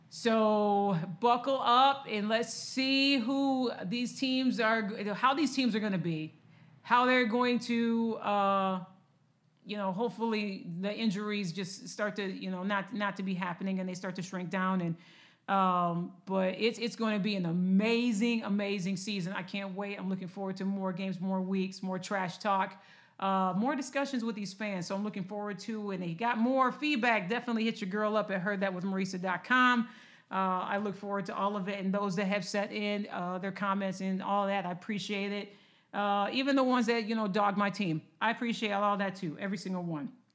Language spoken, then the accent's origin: English; Lansing, Michigan, United States; I'm a Michigan girl. I'm born and raised in Michigan, uh, Lansing to be exact.